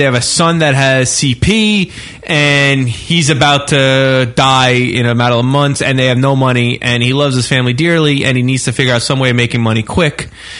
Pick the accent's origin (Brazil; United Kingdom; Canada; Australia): Canada; I'm a Canadian Chippendale.